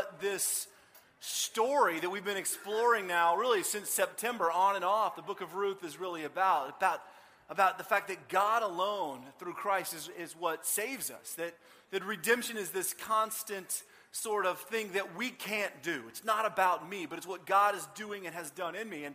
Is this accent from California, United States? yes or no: no; Austin, Texas, United States; I grew up in Austin